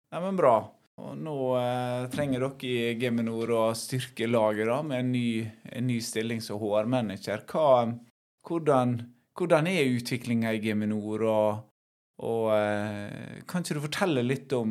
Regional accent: Haugesund, Rogaland, Norway; moved away as an adult; also born or lived in Bergen; now in Vikebygd, Norway; Jeg er fra Haugesund opprinnelig.

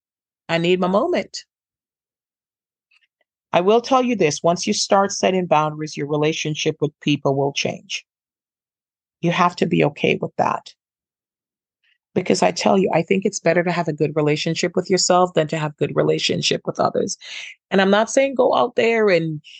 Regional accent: Jamaica; I'm from Jamaica

